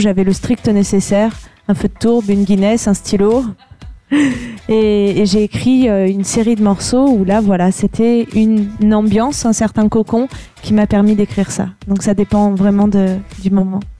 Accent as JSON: {"language": "French", "area": "Vercors", "region": "Auvergne-Rhône-Alpes", "country": "France", "said": "je suis du Vercors"}